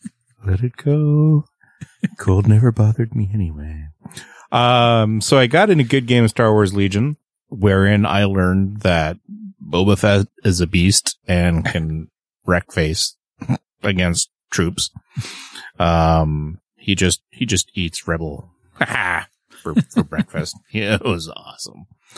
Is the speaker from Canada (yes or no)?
yes; Canada; I'm the Canadian.